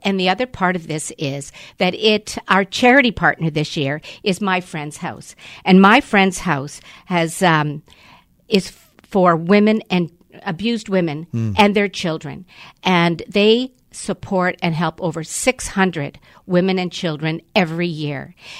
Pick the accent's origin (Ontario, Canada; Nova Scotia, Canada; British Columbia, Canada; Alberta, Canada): Ontario, Canada; Gravenhurst; And so I'm from Gravenhurst, and for the first 2 years, it sold out in Muskoka.